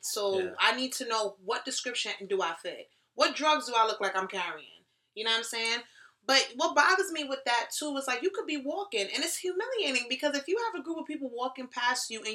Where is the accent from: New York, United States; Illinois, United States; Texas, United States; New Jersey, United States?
New York, United States; New York City; I'm from the Bronx. And shout out to my people from the Bronx